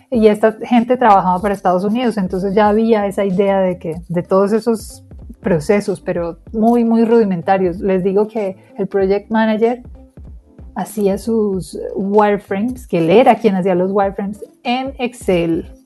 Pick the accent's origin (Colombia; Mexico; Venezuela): Colombia; accent: Colombian; yo soy bien colombiana